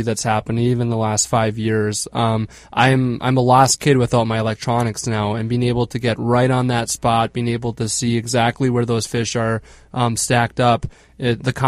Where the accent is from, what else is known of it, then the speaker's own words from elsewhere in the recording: Bagley, Minnesota, United States; also born or lived in Milwaukee, Wisconsin; I'm originally from Bagley, Minnesota